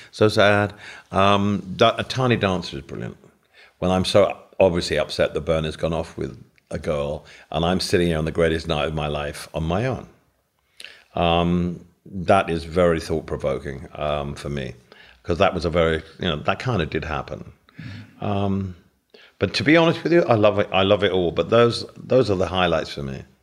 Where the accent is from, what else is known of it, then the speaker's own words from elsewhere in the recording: England, United Kingdom; living in England